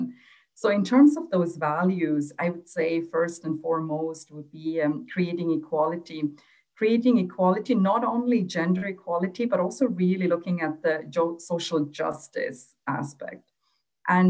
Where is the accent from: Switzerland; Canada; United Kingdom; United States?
Switzerland; also born or lived in Sri Lanka; when I was growing up in Switzerland, I was one of the first generation of Tamil girls to go to school here in Switzerland